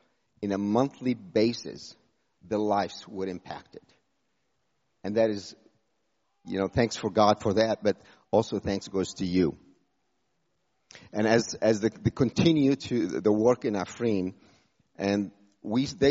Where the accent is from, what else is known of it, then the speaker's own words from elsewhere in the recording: Jordan; moved away as an adult; also born or lived in United States; I was born in Jordan from a Muslim background. I went to the U.S. at age 18